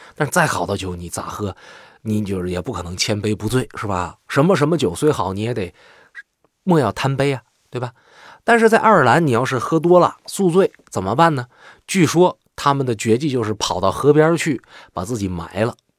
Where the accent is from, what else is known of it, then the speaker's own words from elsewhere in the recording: northern China, China; 作为一名北方人